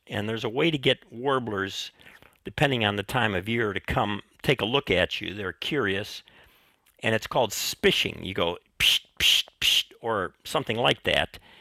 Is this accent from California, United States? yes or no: no; Chicago, Illinois, United States; I grew up in Chicago